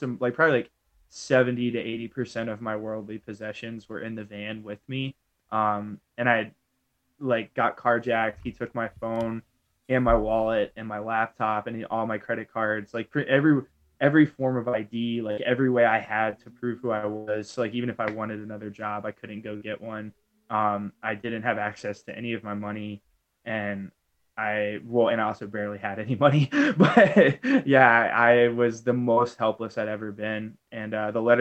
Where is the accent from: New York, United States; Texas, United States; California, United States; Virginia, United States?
Virginia, United States; Ashburn; I'm from Northern Virginia. It's like a pretty wealthy suburb called Ashburn